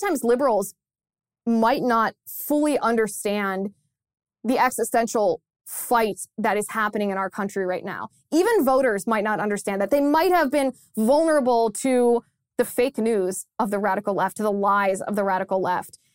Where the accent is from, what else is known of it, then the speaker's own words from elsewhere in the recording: Ohio, United States; my home state of Ohio